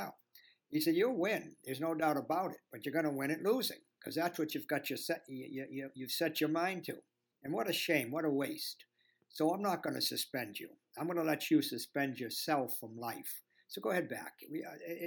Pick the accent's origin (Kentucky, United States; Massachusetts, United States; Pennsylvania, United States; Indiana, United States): Massachusetts, United States; Boston; accent: Boston; I'm right now in my home in Boston.